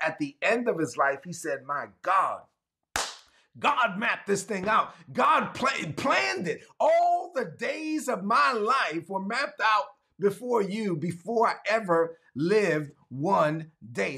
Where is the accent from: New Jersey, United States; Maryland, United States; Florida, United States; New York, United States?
New York, United States; New York City; growing up in Brooklyn when I was a teenager in East New York, Brooklyn